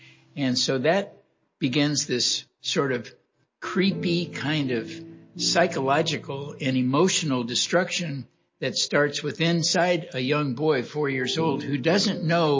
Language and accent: English; Los Angeles, California, United States; I was born and raised in Los Angeles, California. You know, my upbringing was pretty much a typical California upbringing in Los Angeles in the early 40s.